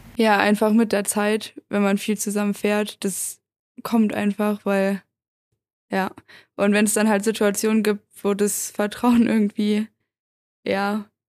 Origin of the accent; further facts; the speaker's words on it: Göttingen, Lower Saxony, Germany; Ich komme ja eigentlich aus Göttingen in Niedersachsen